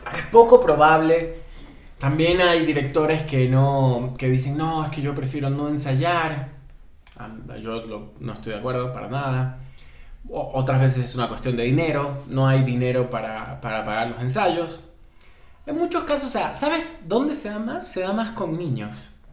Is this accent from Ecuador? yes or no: yes; Guayaquil, Guayas, Ecuador; moved away as an adult; also born or lived in Buenos Aires, Argentina / Quito, Ecuador; now in Mexico; Soy ecuatoriano, nací en Guayaquil, vivo en México hace aproximadamente unos 5 años